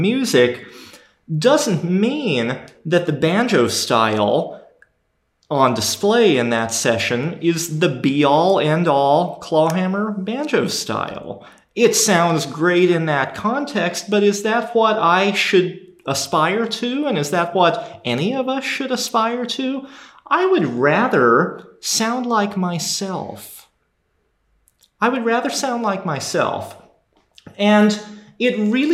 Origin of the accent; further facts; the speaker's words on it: Minnesota, United States; moved away; also born or lived in the South (US); I grew up in Minnesota